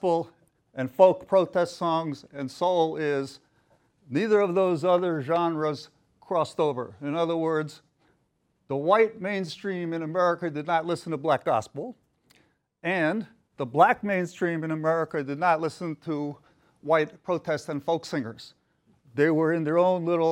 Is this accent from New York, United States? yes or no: yes; New York, United States; moved away as an adult; now in Tampa, United States; a lot of the great soul artists I grew up listening to in New York